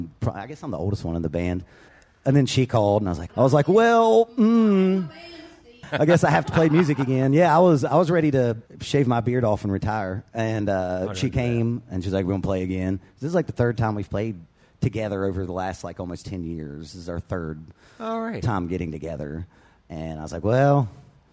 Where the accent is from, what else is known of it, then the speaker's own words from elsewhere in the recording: Boone County, West Virginia, United States; I'm from Boone County, West Virginia